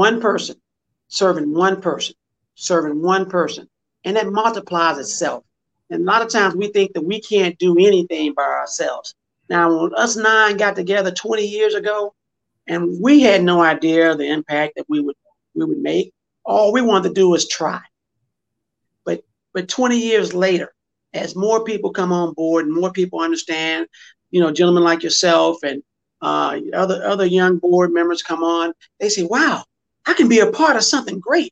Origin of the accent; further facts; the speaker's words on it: United States; we as Black Americans, we celebrate Black History Month.